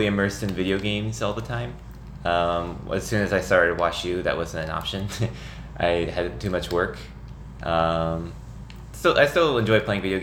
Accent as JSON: {"language": "English", "town": "Nixa", "region": "Missouri", "country": "United States", "tie": "born or raised there", "moved": "as an adult", "lives_now": "St. Louis, United States", "said": "I grew up in Southwest Missouri, in a small town called Nixa."}